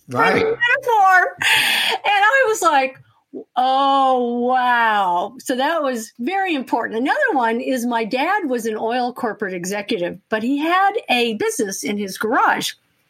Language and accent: English; United States; also born or lived in Texas / Oklahoma; I grew up in Texas and Oklahoma, which are great places to be from.